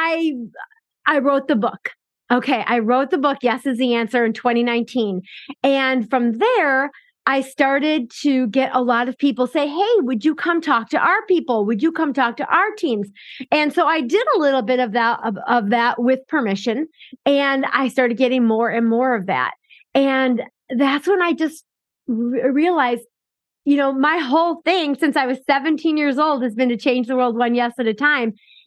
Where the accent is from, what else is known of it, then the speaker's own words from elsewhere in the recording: Chicago, Illinois, United States; I grew up and lived in Chicago my whole life.